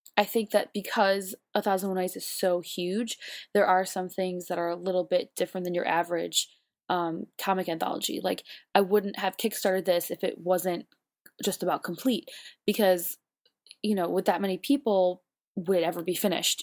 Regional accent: Buffalo, New York, United States; now in New York, United States; I'm from Buffalo, so I'm used to like cold, but then I've also haven't lived in Buffalo for long enough now

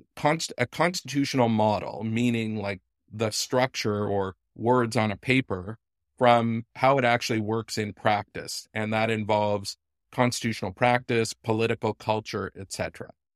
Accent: Canada; I'm a Canadian constitutional law professor who spent some time in Israel.

